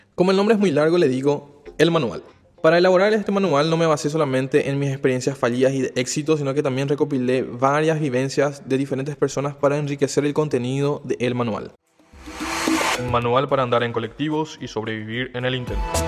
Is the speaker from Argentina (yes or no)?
no; Paraguay; moved away as an adult; now in Asunción, Paraguay; soy del interior del país, de una ciudad muy pequeña, a unos 180 kilómetros de la capital